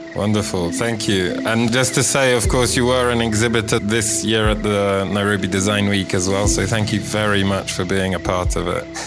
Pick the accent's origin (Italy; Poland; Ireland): Poland; growing up in Poland.